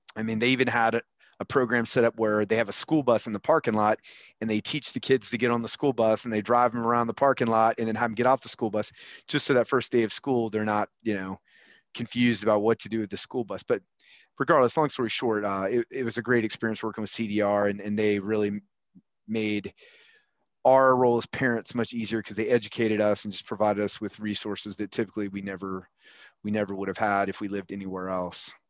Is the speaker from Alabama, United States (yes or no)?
yes; Huntsville, Alabama, United States; So I grew up with you in Huntsville, Alabama